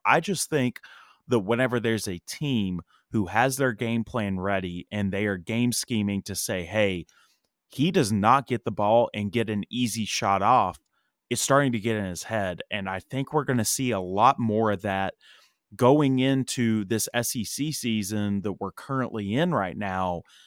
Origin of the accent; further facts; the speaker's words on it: East Tennessee, United States; now in Nashville, United States; I grew up in East Tennessee